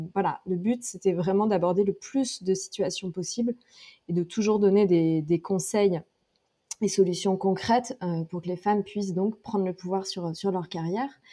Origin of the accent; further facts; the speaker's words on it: Drôme, Auvergne-Rhône-Alpes, France; also born or lived in Lyon / Paris; now in Istanbul, Turkey; je viens de la Drôme, dans le sud-est de la France, j'ai vécu à Lyon, à Paris et maintenant j'habite, j'habite à Istanbul